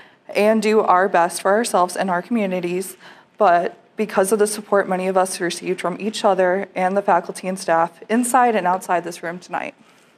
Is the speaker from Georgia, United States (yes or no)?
no; Connecticut, United States; moved away as an adult; now in Nebraska, United States; I am from Connecticut, as I mentioned before, but I had never been to the Midwest, not even Chicago, before my new student enrollment day.